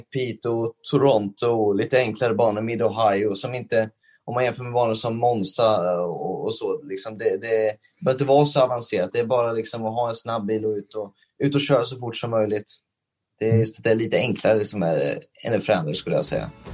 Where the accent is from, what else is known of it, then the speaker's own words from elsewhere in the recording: Sweden; moved away as an adult; när man åker som svensk över till, eh, till eh, USA